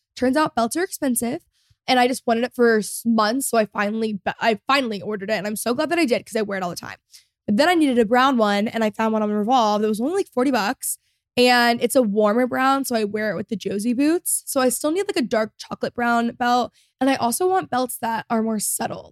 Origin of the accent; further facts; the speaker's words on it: Texas, United States; I grew up in Texas